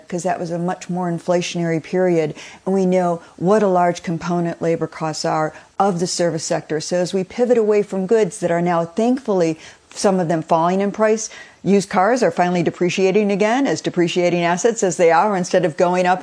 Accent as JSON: {"language": "English", "town": "Detroit", "region": "Michigan", "country": "United States", "tie": "born or raised there", "said": "I also remember the 70s growing up in Detroit"}